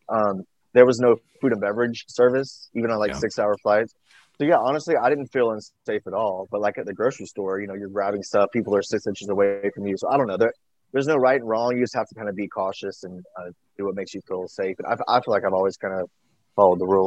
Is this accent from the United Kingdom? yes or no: no; Georgia, United States; moved away as an adult; also born or lived in Alabama / Atlanta / Los Angeles / New York; now in Nashville, United States; I was born in Alabama, raised in Georgia. So definitely small town.